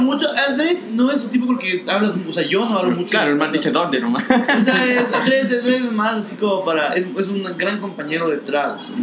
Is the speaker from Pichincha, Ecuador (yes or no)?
yes; Quito, Pichincha, Ecuador; soy bien quiteño, creo yo. O sea. Soy un tipo que ha vivido casi toda su vida en Quito